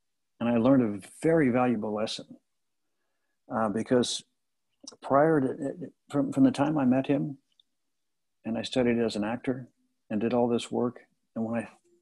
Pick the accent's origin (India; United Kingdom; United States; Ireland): United States; Kansas City; moved away; I said, Kansas City.